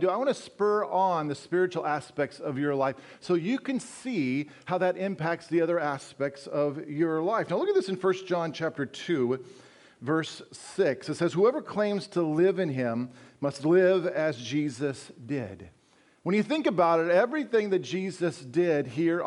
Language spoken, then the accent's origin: English; Colorado, United States; moved away as an adult; also born or lived in Wisconsin; I grew up in Colorado, those of you who don't know me, and spent the last 14 years in Wisconsin